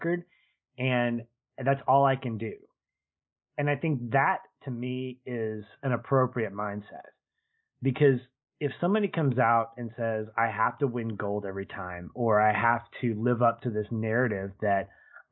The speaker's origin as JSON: {"language": "English", "country": "United States", "said": "as an American"}